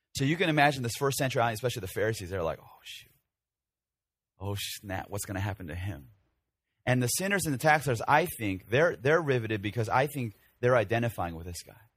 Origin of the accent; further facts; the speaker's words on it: Chicago, Illinois, United States; moved away; when I was growing up in the Korean church of Chicago